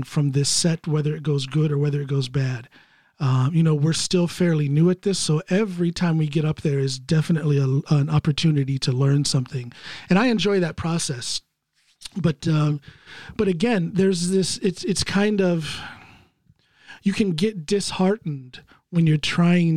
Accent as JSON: {"language": "English", "country": "United States", "moved": "yes", "lives_now": "Norway", "said": "I'm an American"}